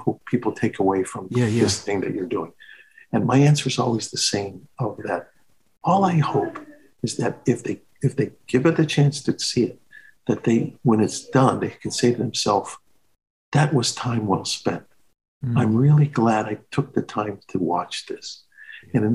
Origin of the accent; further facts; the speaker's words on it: Chicago, Illinois, United States; moved away; Chicago. It's my hometown